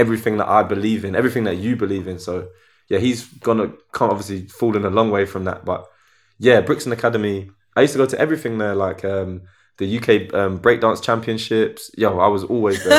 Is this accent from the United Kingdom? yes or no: yes; Croydon, London, United Kingdom; growing up in Croydon, you see everything